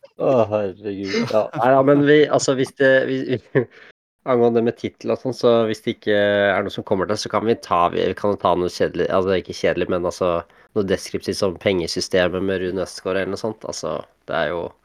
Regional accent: Eastern Norway, Norway; also born or lived in Oslo / Harstad; now in Kongsberg, Norway; jeg er jo egentlig østlending

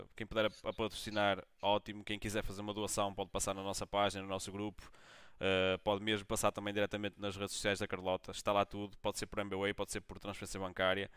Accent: Braga, Norte, Portugal; eu sou, sou, sou, de Braga

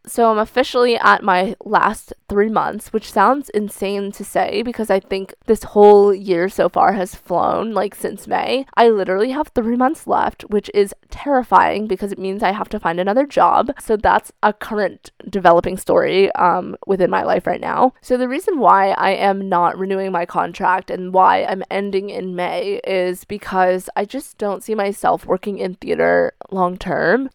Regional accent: outside Boston, Massachusetts, United States; moved away as an adult; also born or lived in China / New Hampshire / Vermont; now in Vermont/New Hampshire border, United States; I grew up in a city right outside of Boston, Massachusetts

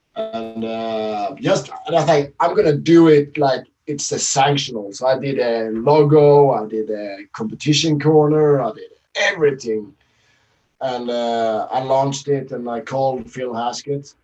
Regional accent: Sweden; now in Norway; I live uh, from my hometown in Sweden. I'm Swedish.

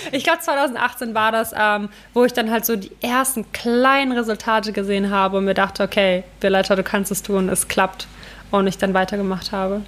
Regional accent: Ukraine; moved away; da wo ich herkomme aus der Ukraine

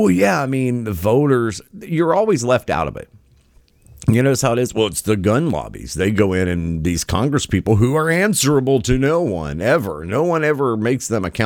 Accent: West Virginia, United States; moved away; my home state, original home state of West Virginia

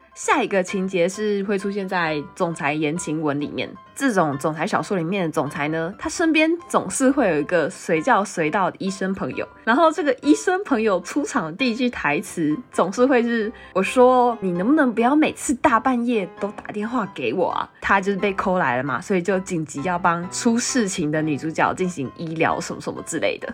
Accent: Taiwan; accent: Taiwanese; 我是从台湾来旅游的，我真的不是东南亚人，我也不是泰国人

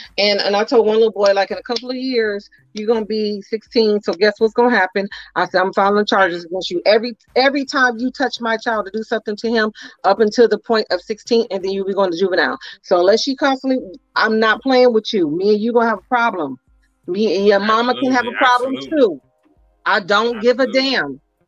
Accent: Oakland, California, United States; I'm from Eastside Oakland.

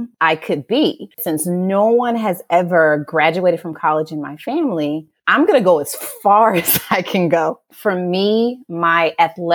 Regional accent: Memphis, Tennessee, United States; now in Houston, United States; I'm originally from Memphis, Tennessee, and I was raised by a single mother

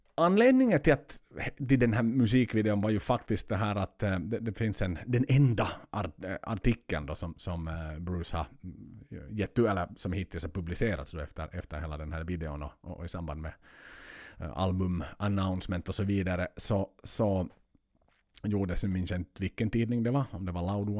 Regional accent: Finland; hemma i Finland

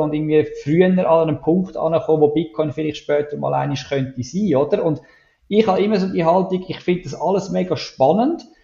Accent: Switzerland

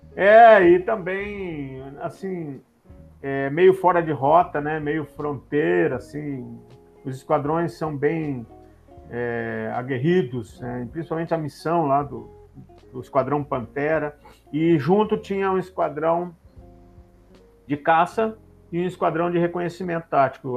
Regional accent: Venâncio Aires, Rio Grande do Sul, Brazil; moved away; sou natural de Venâncio Aires, no Rio Grande do Sul

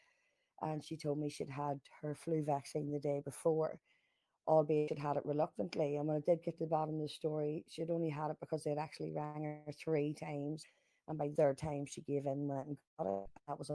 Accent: Lurgan, Northern Ireland, United Kingdom; I'm from Lurgan in the north

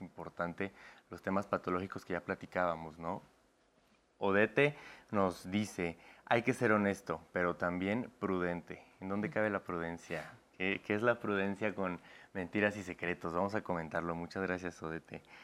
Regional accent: Puebla, Mexico; Yo también soy de Puebla

